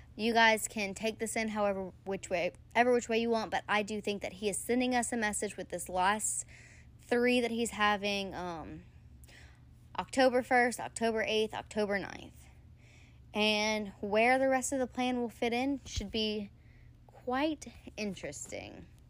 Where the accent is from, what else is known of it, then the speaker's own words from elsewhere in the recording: Louisiana, United States; I'm from Louisiana